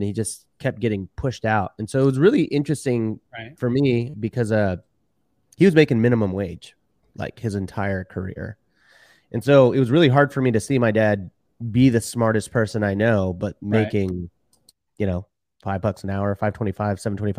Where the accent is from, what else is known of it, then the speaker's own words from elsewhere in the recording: Houston, Texas, United States; born and raised in Houston, Texas. And, my parents were actually Mexican immigrants and my dad was a doctor in Mexico.